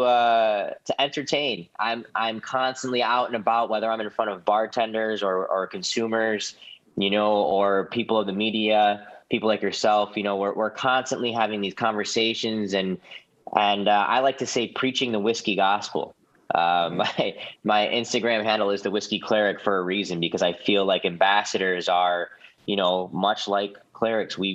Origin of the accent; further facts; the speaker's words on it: Midwest, United States; It's being a Midwesterner again. I always go back to my roots